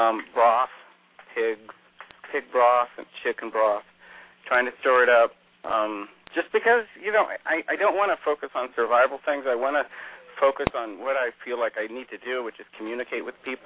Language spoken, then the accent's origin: English; Alaska, United States; I grew up in Alaska, so, I mean, I remember my mother shoveling snow every single day, you know, and my father, too, and everybody.